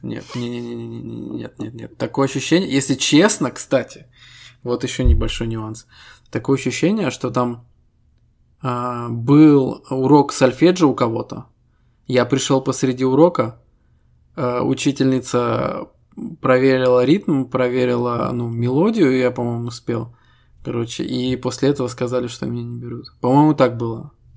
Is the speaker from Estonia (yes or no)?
yes; Estonia; Мы ребята из Эстонии